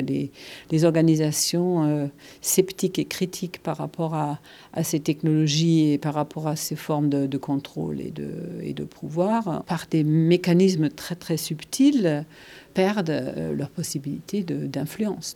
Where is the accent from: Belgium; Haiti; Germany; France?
Germany; French is a second language; moved away; je suis allemande